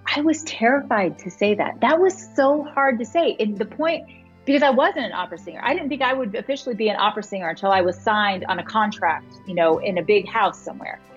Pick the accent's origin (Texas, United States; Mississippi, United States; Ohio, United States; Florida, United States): Florida, United States; moved away as an adult; also born or lived in Utah; I grew up in Florida